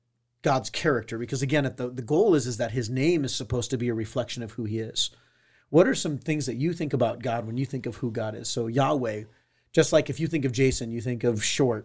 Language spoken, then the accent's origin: English; Southern California, United States; I grew up in Southern California.